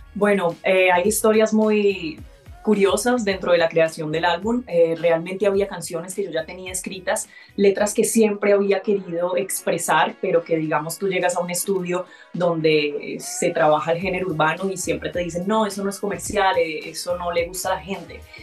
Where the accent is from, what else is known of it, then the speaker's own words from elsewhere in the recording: Colombia; also born or lived in Barranquilla, Atlántico / Antioquia; yo soy mitad barranquillera, mitad paisa